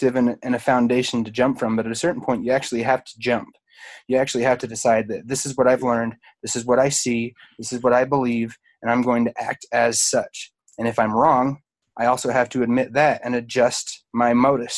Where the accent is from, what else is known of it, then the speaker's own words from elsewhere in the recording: Utah, United States; I'm from Utah, home of the Mormons